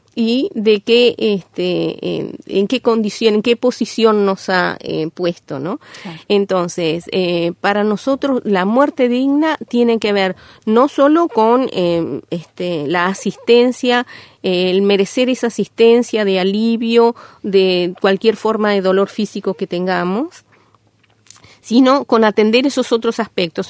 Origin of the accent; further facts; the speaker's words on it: Uruguay; Nosotros somos como ciudadanía uruguaya